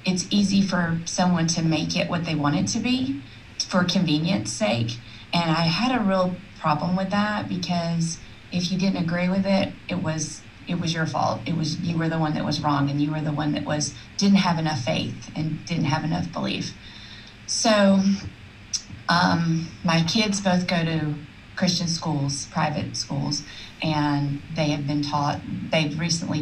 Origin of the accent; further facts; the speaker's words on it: South Alabama, United States; where I grew up in South Alabama